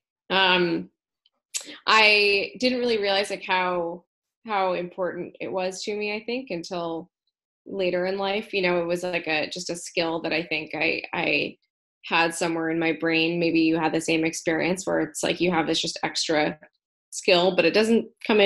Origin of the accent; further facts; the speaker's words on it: Berkeley, California, United States; also born or lived in Oakland, California; I grew up in Berkeley, California. Not too far from where I am right now, actually, in Oakland, California